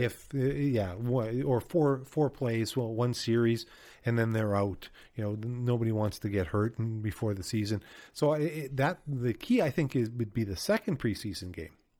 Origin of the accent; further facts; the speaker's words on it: Winnipeg, Manitoba, Canada; I grew up in Winnipeg